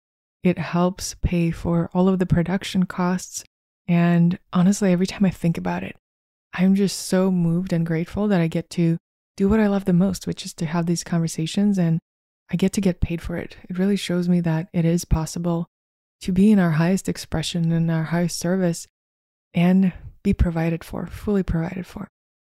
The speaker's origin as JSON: {"language": "English", "region": "Moscow", "country": "Russia", "tie": "born or raised there", "said": "So I grew up in Moscow, Russia, and it's a very traditional thing to have what we call a dacha, which is your country house."}